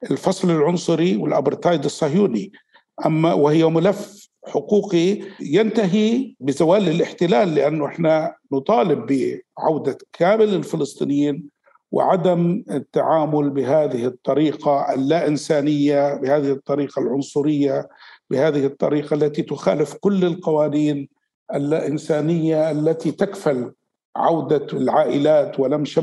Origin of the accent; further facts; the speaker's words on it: Palestine; ونحن في فلسطينيين الخارج